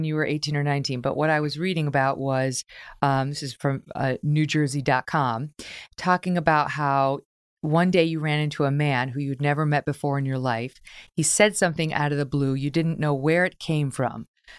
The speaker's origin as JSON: {"language": "English", "town": "Syracuse", "region": "New York", "country": "United States", "tie": "born or raised there", "also_born_or_lived": "Albany", "said": "So you are a kid from upstate New York, just like yours truly. I grew up in Syracuse and Albany"}